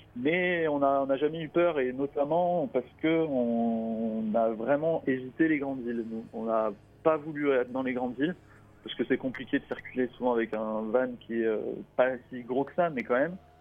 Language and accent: French; France; on est français, franco-français